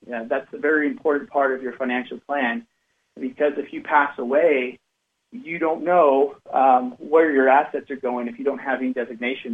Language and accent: English; Cache Valley, Utah, United States; I grew up in Cache Valley, Utah. It's uh, Lo- Logan is the the city up in the northern part of, of Utah